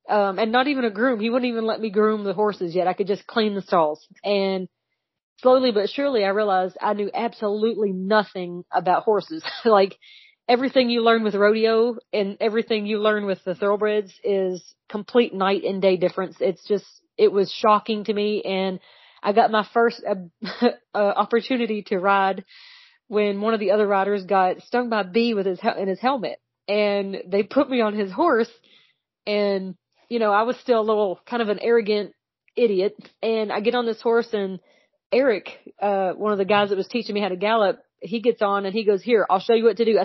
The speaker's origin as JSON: {"language": "English", "town": "Elizabethtown", "region": "Kentucky", "country": "United States", "accent": "twang", "said": "I am from Elizabethtown, Kentucky"}